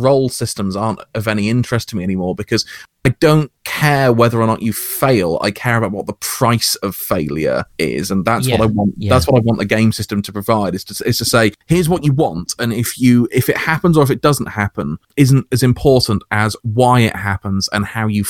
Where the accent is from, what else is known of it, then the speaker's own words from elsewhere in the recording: United Kingdom; I'm British OSR to my bones, so I had a different kind of experience of old school gaming